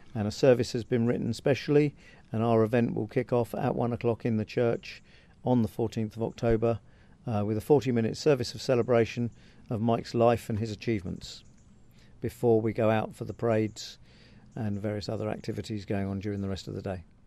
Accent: Farnborough, South East England, United Kingdom; I was born and brought up in Farnborough, which is just down the road

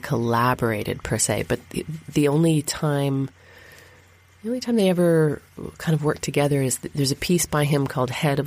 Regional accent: Thunder Bay, Ontario, Canada; I grew up in Thunder Bay

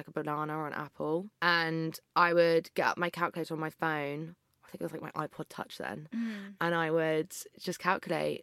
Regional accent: Berkshire, South East England, United Kingdom; I grew up in Berkshire.

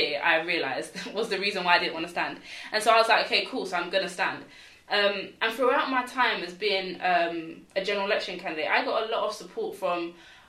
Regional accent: London, United Kingdom; I'm from London, East London

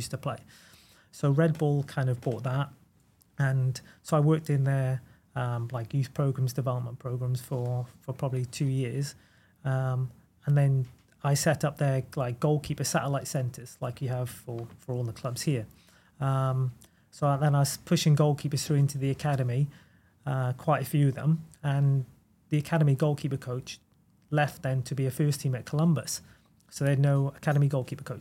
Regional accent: United Kingdom; moved away as an adult; also born or lived in New York / Salzburg; being a British coach in Europe

